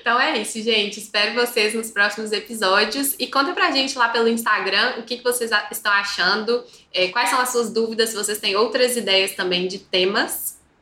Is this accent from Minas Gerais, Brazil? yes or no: yes; Belo Horizonte, Minas Gerais, Brazil; accent: Belo Horizonte; Se, se vocês não perceberam pelo nosso sotaque, que são os de Belo Horizonte